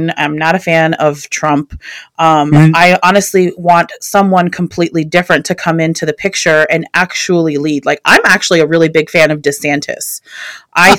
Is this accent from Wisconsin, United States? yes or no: no; Northern Virginia, United States; I'm actually from Northern Virginia